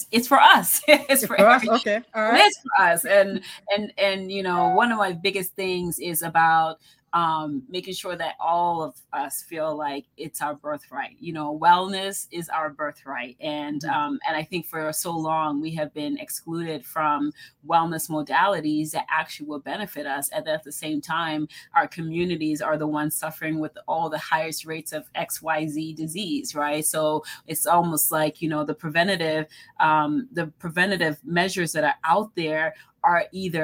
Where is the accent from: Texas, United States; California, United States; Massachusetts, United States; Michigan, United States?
Massachusetts, United States; Boston; now in Washington, D.C., United States; I grew up in Boston